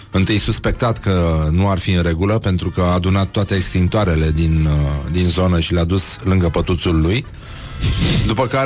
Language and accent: Romanian; Brăila, Brăila County, Romania; Eu vin din Brăila, da.